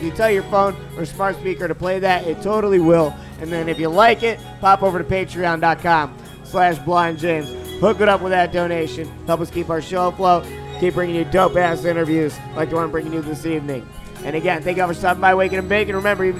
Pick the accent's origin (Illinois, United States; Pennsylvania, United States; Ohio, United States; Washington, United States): Ohio, United States; Cleveland; I'm not Jewish, bro. I'm off. I don't know. I got no job. I'm from fucking Cleveland. I'm Irish Catholic, dog.